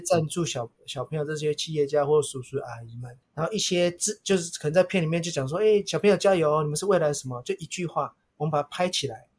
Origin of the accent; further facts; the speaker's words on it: Taiwan; 在一个日本带两百人的一个日商，全部都日本人，就我一个台湾人。